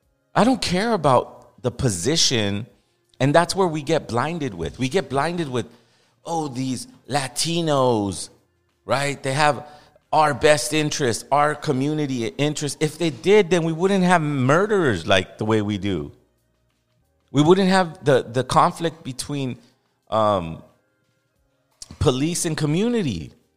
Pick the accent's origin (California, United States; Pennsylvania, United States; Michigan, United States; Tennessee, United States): California, United States; Los Angeles; I know what it's like to live there. I know what it's... No one knows more than me. I grew up in Boyle Heights.